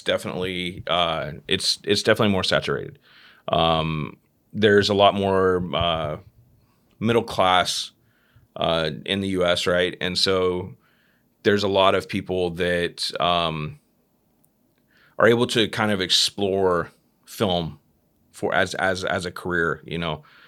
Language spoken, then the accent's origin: English; Fort Worth, Texas, United States; moved away; I'm originally from from Texas, right? Mm-hmm. From Dallas, Texas. Uh, well, Fort Worth, Texas